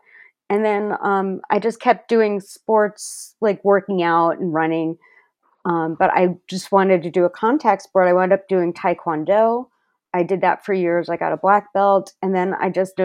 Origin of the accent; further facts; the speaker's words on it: New Jersey, United States; I grew up in New Jersey